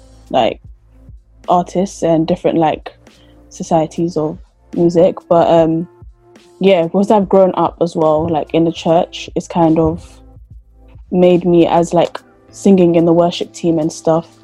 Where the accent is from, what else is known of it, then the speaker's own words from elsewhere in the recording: London, United Kingdom; I grew up in London.